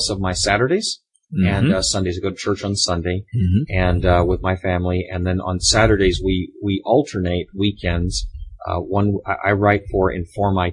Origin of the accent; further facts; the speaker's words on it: Florida, United States; now in Seattle area, United States; We're from Florida